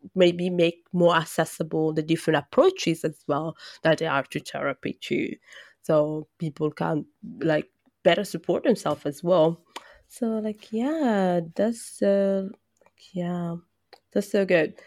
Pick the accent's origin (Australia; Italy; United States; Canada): Italy; Brescia, Lombardy; moved away; I come from Brescia